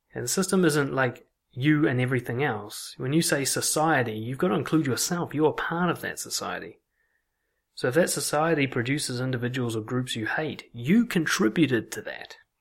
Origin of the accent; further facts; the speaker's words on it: Auckland, New Zealand; the kind of casual racism that you pick up growing up in Auckland